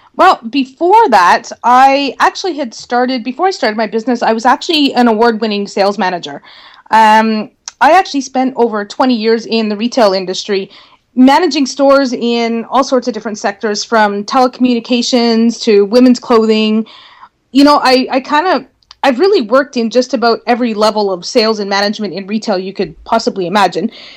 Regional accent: Northern Ontario, Canada; I was probably going to need to move away from my hometown in order to work for a marketing firm because there weren't any marketing firms where I lived

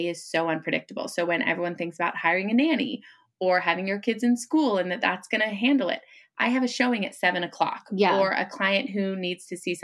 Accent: Marin County, California, United States; I got into real estate growing up in Marin County.

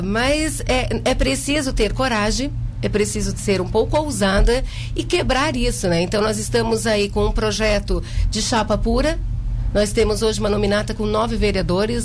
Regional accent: Jaguaruna, Santa Catarina, Brazil; eu nasci em Jaguaruna, no Hospital de Caridade, né? Há 43 anos.

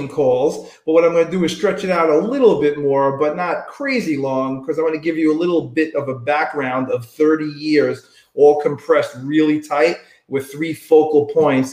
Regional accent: New York City, New York, United States; I grew up in Staten Island, New York

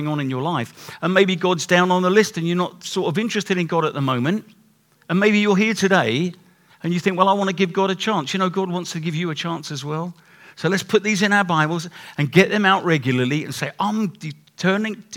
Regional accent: England, United Kingdom; We're too English

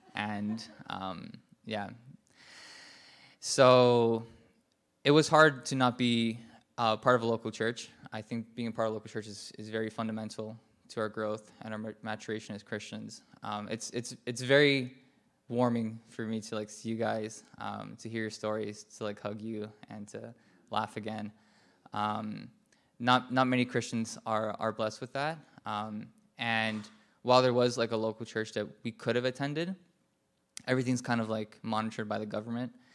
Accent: New York City, New York, United States; I was just walking around New York City, where I'm from

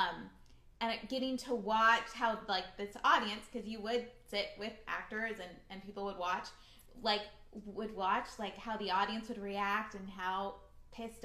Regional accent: Orange County, California, United States; I grew up in Orange County

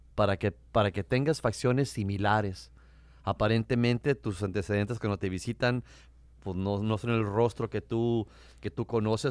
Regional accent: Tijuana, Baja California, Mexico; now in United States; yo nací, me crié en Tijuana, a cinco cuadras de la frontera

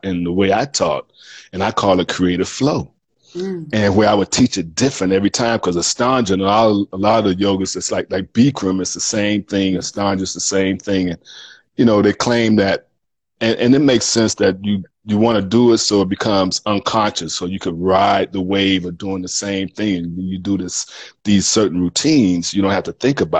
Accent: Miami, Florida, United States; moved away as an adult; also born or lived in Houston / Dallas; I grew up in Miami

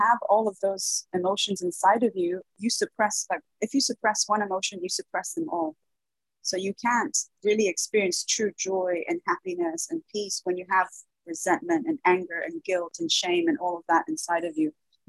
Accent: Dubai, United Arab Emirates; also born or lived in Brazil; Well, I was born in Brazil. My mother's Brazilian, my father's British, English, but I was raised in the Middle East. I was raised in Dubai.

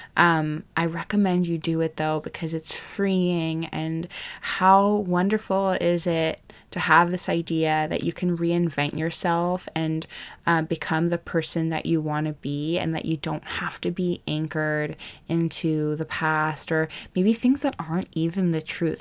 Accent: Hawaii, United States; I grew up in Hawaii

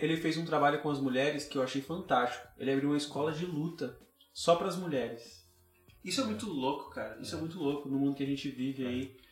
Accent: Sol Nascente, Federal District, Brazil; Adolescente, cresci aqui no Sol Nascente

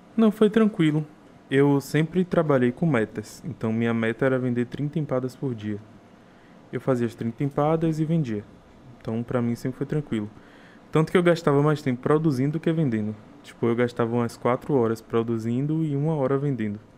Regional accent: Taperoá, Bahia, Brazil; now in Salvador, Brazil; Sou de Itaperoá, interior da Bahia

